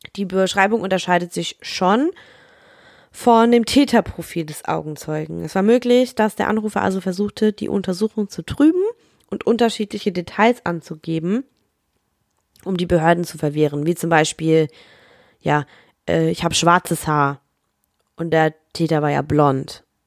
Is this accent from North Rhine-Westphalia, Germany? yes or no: no; Rhineland-Palatinate, Germany; babbig, sagt man bei uns in der Pfalz